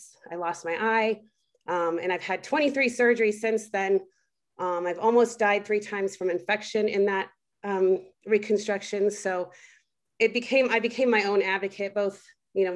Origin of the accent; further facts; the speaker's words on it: Delta, Colorado, United States; also born or lived in Italy; born and raised in Western Colorado, born in the little town of Delta.